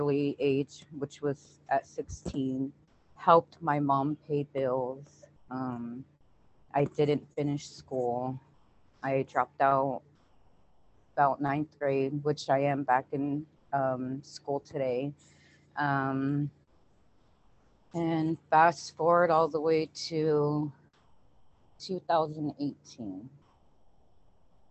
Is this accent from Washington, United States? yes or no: yes; Wapato, Washington, United States; I'm from Waupato, Washington, born and raised